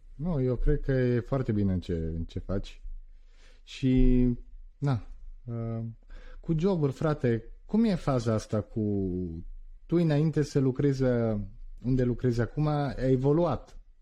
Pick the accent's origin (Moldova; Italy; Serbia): Italy; Turin, Piedmont; also born or lived in Constanța, Romania; eu în Italia am stat într-o zonă unde m-am născut la Torino